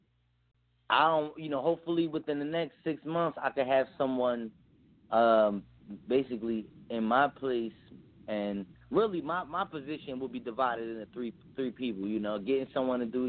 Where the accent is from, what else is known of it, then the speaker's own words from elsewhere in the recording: Philadelphia, Pennsylvania, United States; moved away; I'm originally from Philadelphia